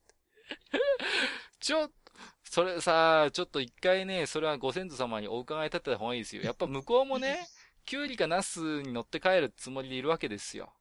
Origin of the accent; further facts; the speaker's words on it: Tohoku, Japan; 私東北の人間なんで